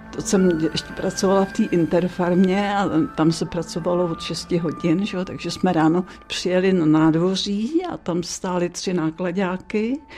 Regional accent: Dobříš, Central Bohemian Region, Czechia; bydlela jsem na zámku na Dobříši a jezdila jsem do Příbramy, do školy

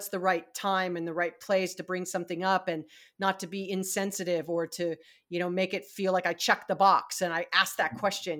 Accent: Hawaii, United States; moved away; I was raised in Hawaii

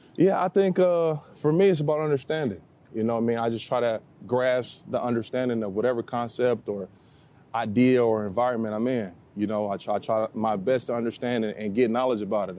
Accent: Cahokia, Illinois, United States; back in my hometown, Cokie, Illinois

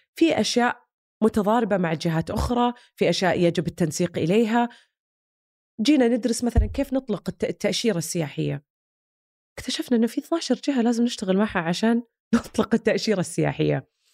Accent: Saudi Arabia; كلنا كسعوديين

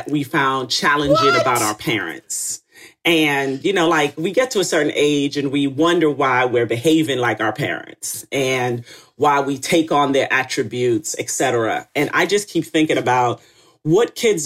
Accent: Retreat, Saint Mary, Jamaica; also born or lived in St. Ann's Bay, Jamaica / Kingston, Jamaica; I was born in St. Anne's Bay Hospital in Jamaica. And I grew up in a town of 433 people in Retreat St. Mary.

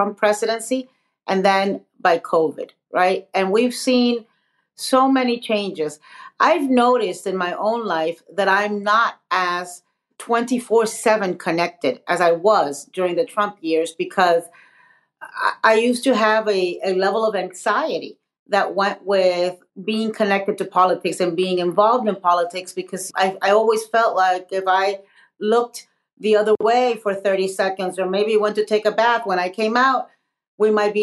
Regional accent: Miami, Florida, United States; also born or lived in Nicaragua; I was born in Nicaragua, as you mentioned. I'm a political exile. I left Nicaragua because it was a revolution and Sandinista government, a left-wing government. And my family and I fled. We settled in Miami, Florida

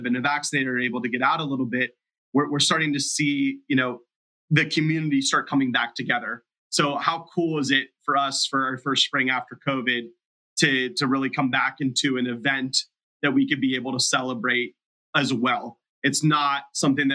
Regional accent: Youngstown, Ohio, United States; my hometown of Youngstown, Ohio

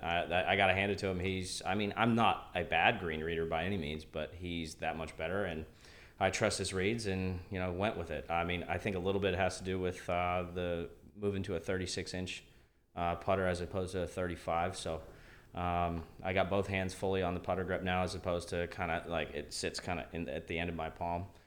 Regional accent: Northeastern Ohio, United States; also born or lived in Canada; everything that I know is Northeastern Ohio. I'm, I'm a U S guy

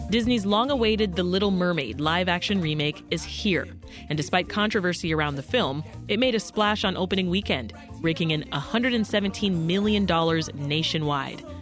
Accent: Jamaica; as a Jamaican woman

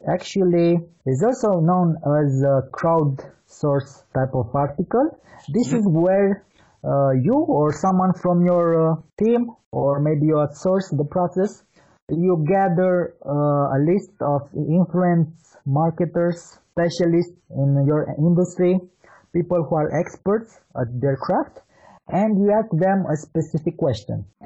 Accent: Bucharest, Romania; As you said, I'm from Bucharest, Romania.

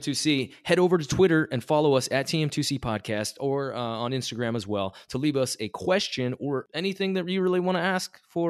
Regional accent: Midwest, United States; I grew up also in the Midwest kind of South area. Went to school with Jess at Missouri State.

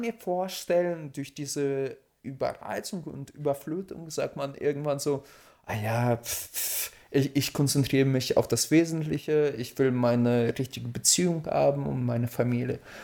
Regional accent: Russia; now in Germany; ich als Russe

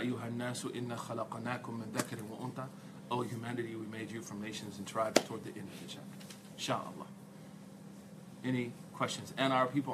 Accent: Oklahoma, United States; I'm a guy from Oklahoma. I'm from Oklahoma.

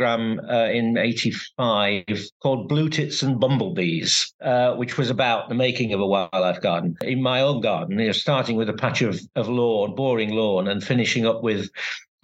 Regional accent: Sheffield, Yorkshire and the Humber, United Kingdom; Growing up in Sheffield

